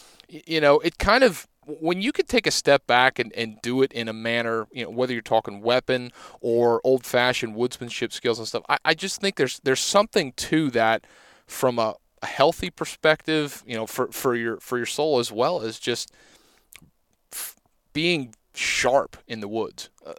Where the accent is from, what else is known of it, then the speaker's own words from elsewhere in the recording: Pennsylvania, United States; Because I'm from Pennsylvania and we have a season solely dedicated to the flintlock